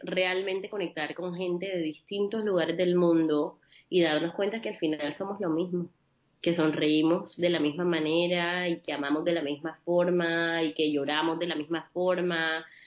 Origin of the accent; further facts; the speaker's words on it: Barranquilla, Atlántico, Colombia; colombo-libanesa, nacida en la costa caribe colombiana, en Barranquilla, y siempre crecí en un hogar mixto